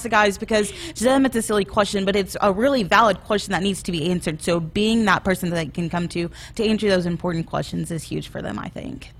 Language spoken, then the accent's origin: English; Arkansas, United States; moved away as an adult; also born or lived in Tennessee / Kansas; now in Lincoln, Nebraska, United States; I'm originally from Arkansas